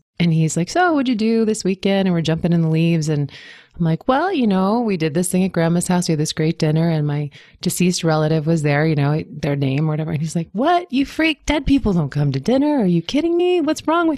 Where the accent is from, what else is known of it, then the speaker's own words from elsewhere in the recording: Washington, District of Columbia, United States; I grew up in Washington, D.C.